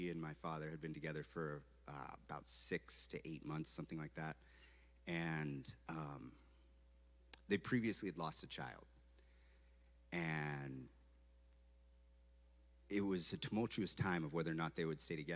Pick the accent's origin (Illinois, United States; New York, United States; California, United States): California, United States; Santa Cruz; moved away as an adult; also born or lived in Eugene, Oregon; I come from a place called Santa Cruz, California, and there's a theme park like right there. It was like right over there from where I lived